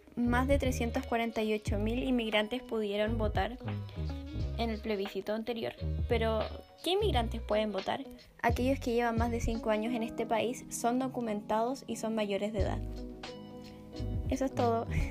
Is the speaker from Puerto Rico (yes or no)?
no; Chile; yo tengo como chilena, nacida en Chile